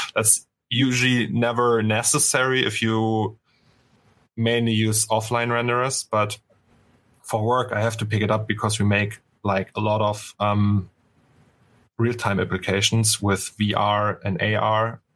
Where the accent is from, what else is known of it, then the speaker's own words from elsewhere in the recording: Berlin, Germany; English is a second language; now in Cologne, Germany; I was born in Berlin, in East Germany